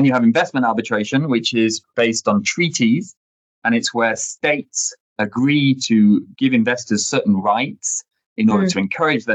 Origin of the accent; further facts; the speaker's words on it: United Kingdom; first language English; moved away as an adult; now in Paris, France; I'm British originally, was trained in the UK.